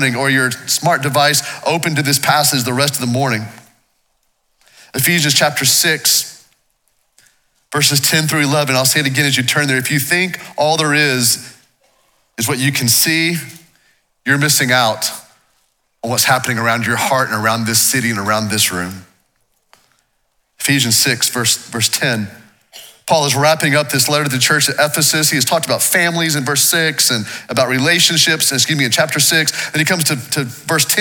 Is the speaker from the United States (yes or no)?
yes; Waco, Texas, United States; I grew up here in Waco. This is my hometown.